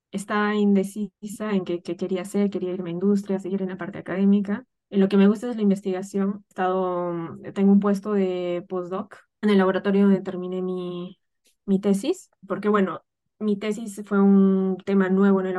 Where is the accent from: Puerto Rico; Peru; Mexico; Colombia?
Peru; moved away as an adult; el motivo por el que yo salí de Perú era porque no encontraba esta área en la que me estoy desarrollando allá.